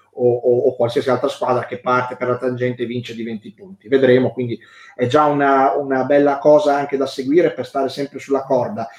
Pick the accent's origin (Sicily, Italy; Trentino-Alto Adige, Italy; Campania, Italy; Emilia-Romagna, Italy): Emilia-Romagna, Italy; sono romagnolo